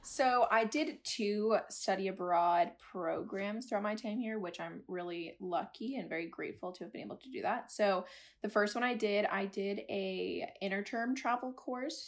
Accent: a little town outside of Boston, Massachusetts, United States; moved away; I'm originally from a little town outside of Boston, Massachusetts

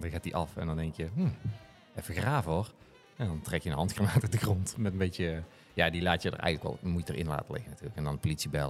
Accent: Holland, Netherlands; Want ik kom uit Holland. probeer het allemaal als ABN mogelijk te houden, als het kan.

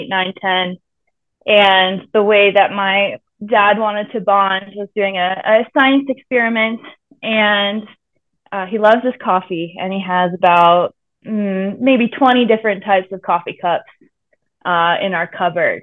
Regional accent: Chicago, Illinois, United States; moved away as an adult; also born or lived in Colorado; I grew up in the Chicago area, born to two engineers

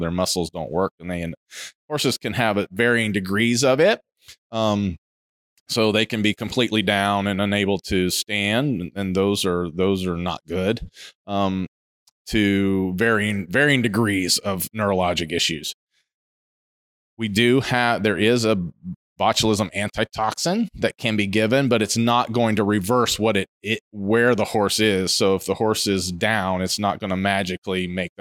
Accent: Ohio, United States; moved away; I grew up in Ohio. I grew up in the Midwest.

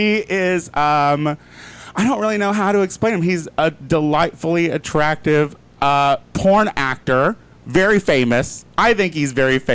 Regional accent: Central Illinois, United States; I'm from Central Illinois as well

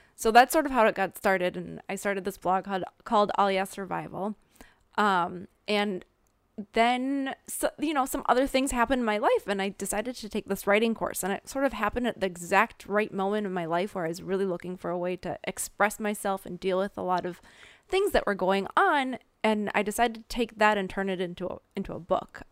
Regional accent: Minnesota, United States; accent: Minnesota; moved away as an adult; now in Israel; I grew up in the Midwest

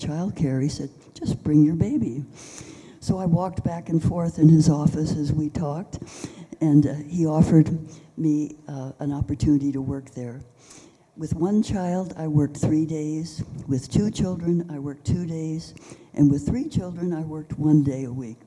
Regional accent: San Francisco, California, United States; I was born in San Francisco, went to medical school in Southern California

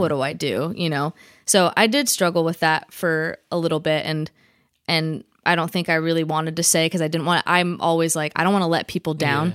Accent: Vacaville, California, United States; born or raised there

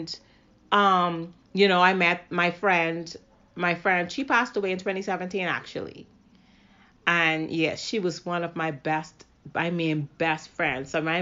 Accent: Grand Bahama, Bahamas; moved away as an adult; I'm from Grand Bahama. I moved here years back. I think like I was maybe about... it was shortly after high school.

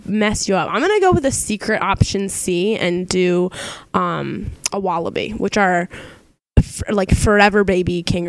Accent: Delaware, United States; I don't think that Delawareans have very strong accents. We're all a little nasally.

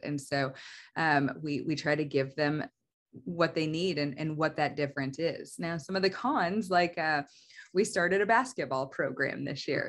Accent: Oklahoma, United States; also born or lived in Missouri; I'm mostly from Oklahoma. We moved here whenever I was in the fourth grade and, uh, have stayed. So, I mean, I would say I'm definitely an Oklahoma kid

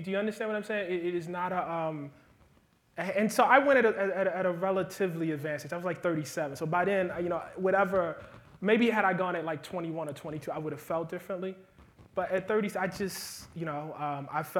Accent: United States; I'm an American.

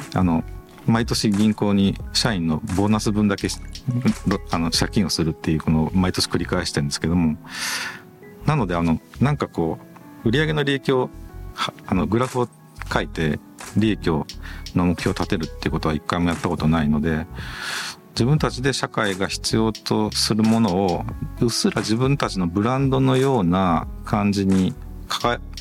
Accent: Agui, Aichi, Japan; moved away; 2号店は愛知県の阿久比町という自分のふるさとに今作ってる最中です。

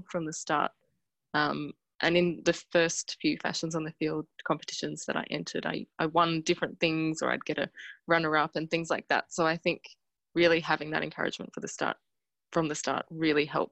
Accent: Canberra, Australian Capital Territory, Australia; now in Melbourne, Australia; I'm from Canberra

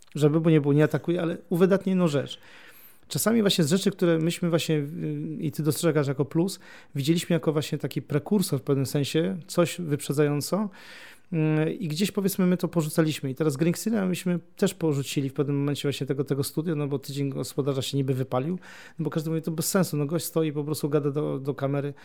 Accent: near Gniezno, Greater Poland, Poland; ja pochodzę spod Gniezna

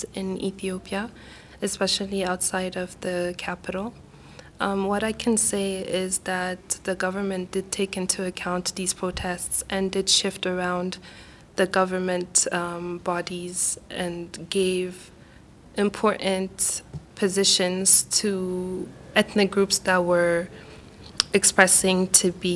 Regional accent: Côte d’Ivoire; I am from Cote d'Ivoire

